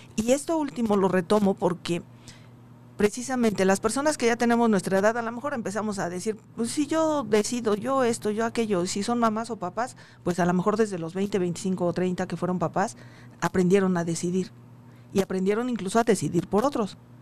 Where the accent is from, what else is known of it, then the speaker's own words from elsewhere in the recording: town near Coacalco, State of Mexico, Mexico; cercano a, la casa, al, pueblo de donde soy